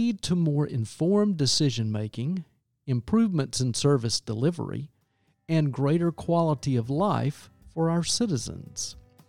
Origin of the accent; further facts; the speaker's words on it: Greenville, South Carolina, United States; I'm from Greenville, South Carolina.